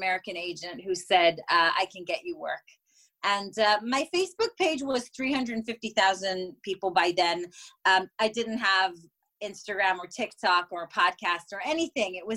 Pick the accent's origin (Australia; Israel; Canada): Israel; moved away; I'm originally from Israel